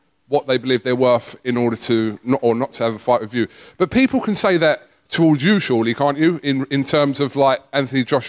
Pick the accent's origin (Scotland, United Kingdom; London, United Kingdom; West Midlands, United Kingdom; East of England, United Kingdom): East of England, United Kingdom; Chelmsford; I was from Chelmsford